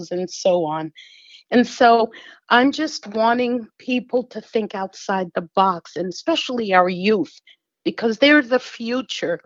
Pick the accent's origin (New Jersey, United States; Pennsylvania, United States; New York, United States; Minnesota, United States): New York, United States; New York City; moved away; also born or lived in California; When I was a kid, I grew up in Queens